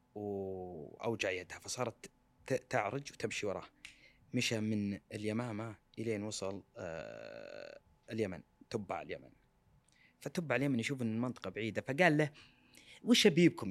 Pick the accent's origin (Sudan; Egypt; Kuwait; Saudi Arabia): Saudi Arabia; كلنا ك- كسعوديين